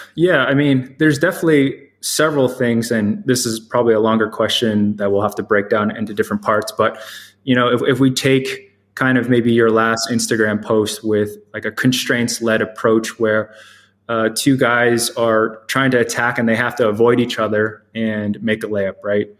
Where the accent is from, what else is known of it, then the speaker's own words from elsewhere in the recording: the DMV area, Maryland, United States; also born or lived in Boston; I grew up in the Maryland area, the DMV area